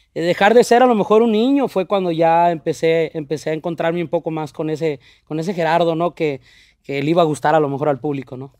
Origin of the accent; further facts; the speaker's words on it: Sinaloa, Mexico; now in Los Angeles, United States; Me llevan a los tres años a, a, Sinaloa, donde son mis padres